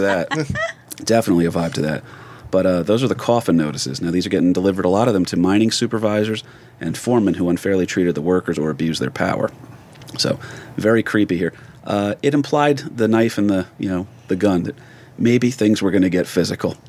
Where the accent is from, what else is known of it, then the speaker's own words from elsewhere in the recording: New Jersey, United States; we grew up in North Jersey.